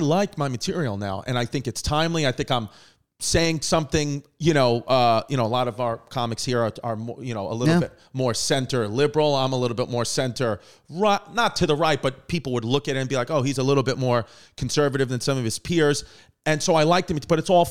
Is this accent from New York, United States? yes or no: yes; New York, United States; also born or lived in Staten Island; I'm from New York